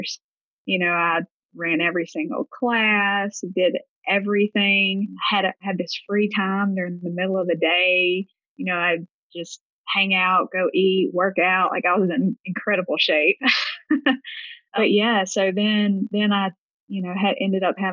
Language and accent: English; Gulfport, Mississippi, United States; If you can't tell by my accent, I'm from the Deep South in Gulfport, Mississippi.